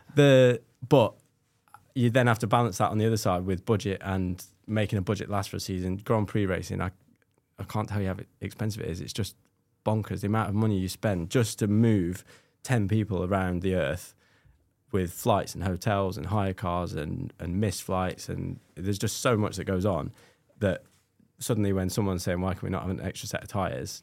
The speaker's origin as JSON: {"language": "English", "region": "Scotland", "country": "United Kingdom", "said": "being Scottish"}